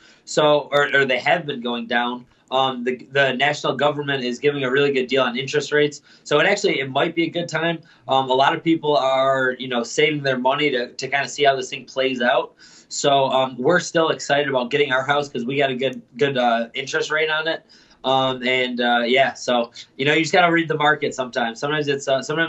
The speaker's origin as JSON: {"language": "English", "town": "Lewiston", "region": "New York", "country": "United States", "tie": "born or raised there", "also_born_or_lived": "Buffalo, New York", "said": "I grew up in Lewiston"}